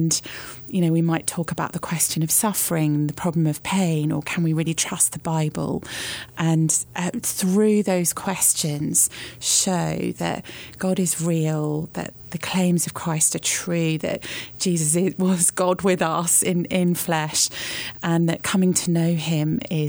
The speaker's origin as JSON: {"language": "English", "country": "Australia", "tie": "born there", "said": "So I was born in Australia."}